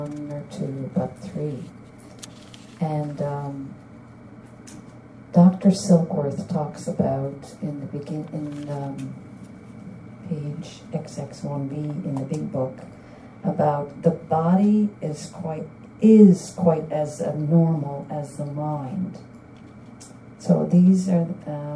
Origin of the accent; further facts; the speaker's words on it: St. John's, Newfoundland and Labrador, Canada; now in Ottawa, Canada; I'm originally from St. John's, Newfoundland